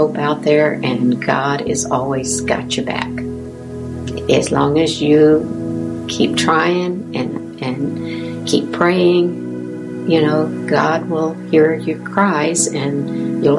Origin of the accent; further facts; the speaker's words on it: the South, United States; moved away; I'm from the South.